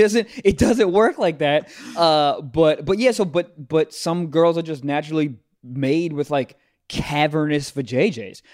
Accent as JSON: {"language": "English", "region": "Maryland", "country": "United States", "tie": "born or raised there", "said": "my home state of Maryland"}